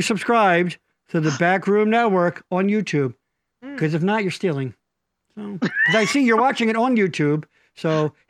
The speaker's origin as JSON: {"language": "English", "town": "Boyertown", "region": "Pennsylvania", "country": "United States", "tie": "born or raised there", "said": "I'm from the streets. Yo, I'm from Boyertown."}